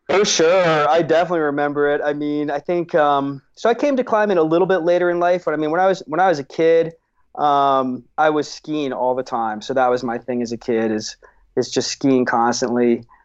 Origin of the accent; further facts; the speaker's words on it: Seattle, Washington, United States; I grew up in Seattle, um, in the seventies.